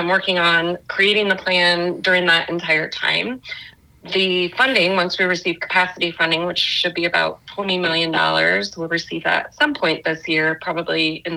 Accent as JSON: {"language": "English", "town": "Colorado Springs", "region": "Colorado", "country": "United States", "tie": "born or raised there", "said": "I grew up in Colorado Springs, so born and raised there"}